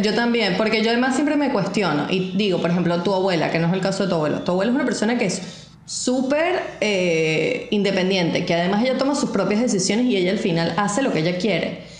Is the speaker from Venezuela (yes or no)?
yes; Venezuela; moved away; por más que nosotros fuésemos inmigrantes, nosotros nos sentimos y seguimos siendo venezolanos